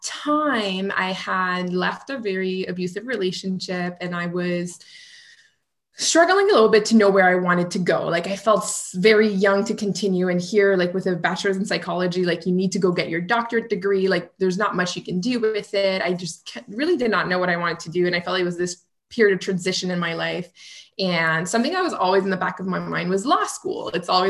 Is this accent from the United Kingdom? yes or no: no; Canada; accent: French Canadian; now in Ottawa, Canada; I'm a French Canadian, so you may hear it through my accent